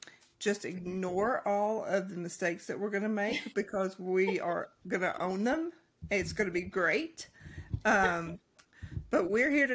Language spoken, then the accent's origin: English; Kentucky, United States; I'm from Kentucky. Once again, ignore the accent